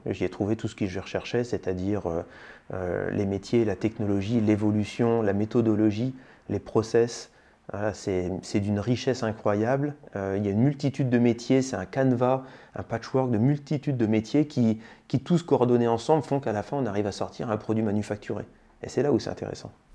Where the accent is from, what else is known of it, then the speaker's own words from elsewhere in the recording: Senlis, Hauts-de-France, France; je suis un pur produit picard, je suis né à Senlis, dans le sud de l'Oise, et j'ai vécu ma tendre enfance dans le village de saint le là où mes parents avaient leur travail